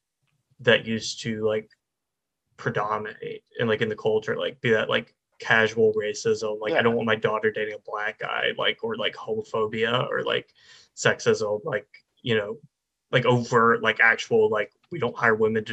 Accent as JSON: {"language": "English", "region": "the South", "country": "United States", "also_born_or_lived": "Florida", "said": "we're both like from the South. And I mean, I grew up like in a more sort of rural area"}